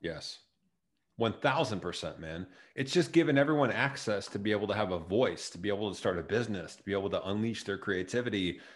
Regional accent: Chatham, Illinois, United States; moved away as an adult; also born or lived in Joliet, Illinois; I grew up in a, s, a town just right connected to Springfield, right south of it, called Chatham

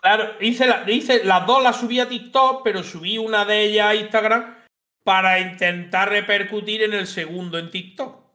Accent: Linares, Andalusia, Spain; tengo 33 años, soy de Linares y en la provincia de Jaén.

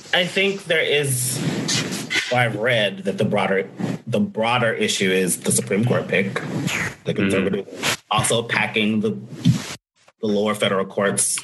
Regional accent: Nashville, Tennessee, United States; my hometown of Nashville

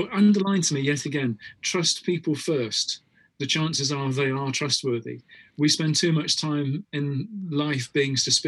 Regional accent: United Kingdom; I was brought up on this as a kid when we were back in the UK.

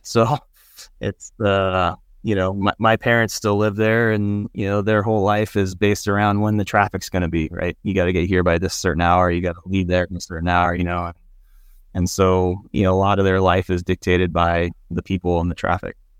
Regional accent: San Diego, California, United States; moved away as an adult; also born or lived in Chico, California / Davis, California; now in Montana, United States; I was raised in San Diego, uh, left San Diego when I was, um, eighteen

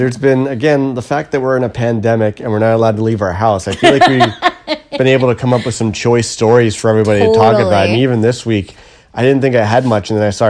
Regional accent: Ottawa, Ontario, Canada; moved away as an adult; now in Toronto, Canada; I never heard that growing up. In beautiful Kanata, Ontario.

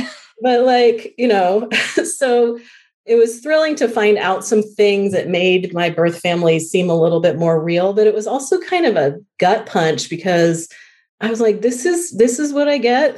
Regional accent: Colorado, United States; I was born in Colorado

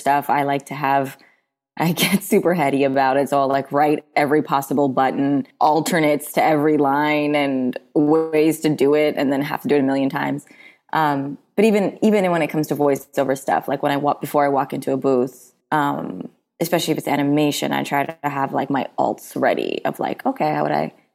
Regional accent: Bay Area, Northern California, United States; I grew up in the Bay Area, so like Northern California

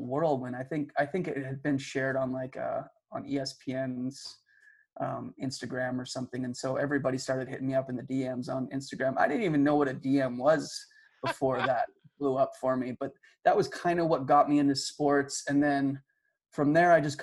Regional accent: Calgary, Alberta, Canada; I grew up in Calgary, Alberta

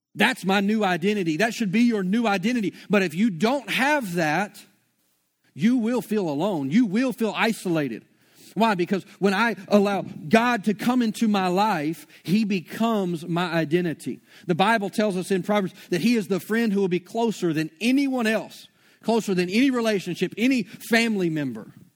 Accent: Shreveport, Louisiana, United States; moved away; I'm from Shreveport

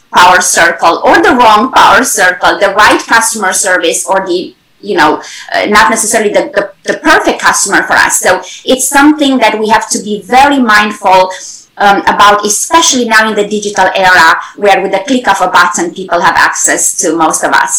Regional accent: Romania; moved away as an adult; also born or lived in Germany; now in United States; originally from Europe, I grew up in Romania, I studied in Germany, and then right now, United States has been my home for over 20 years.

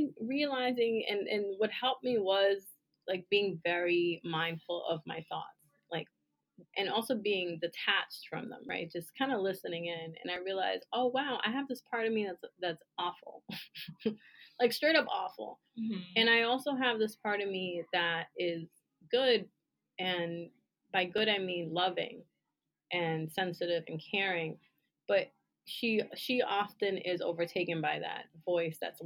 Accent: New York, United States; I'm a New Yorker

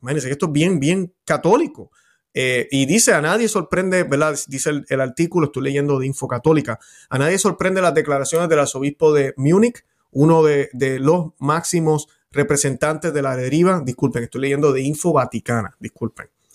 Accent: Puerto Rico; Yo como puertorriqueño

